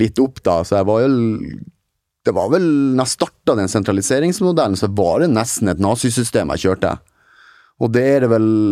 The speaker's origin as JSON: {"language": "Norwegian", "region": "Northern Norway", "country": "Norway", "moved": "yes", "said": "nå er jeg nordlending som er litt mer direkte enn visse andre"}